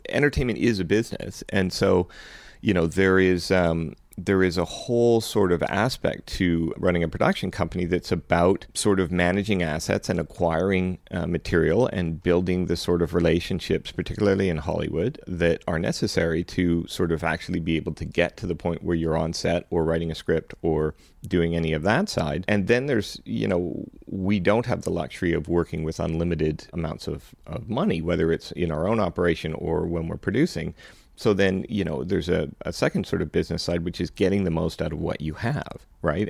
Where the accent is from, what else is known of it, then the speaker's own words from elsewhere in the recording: Canada; also born or lived in Vancouver / Los Angeles; I came back to Canada because I'm a Canadian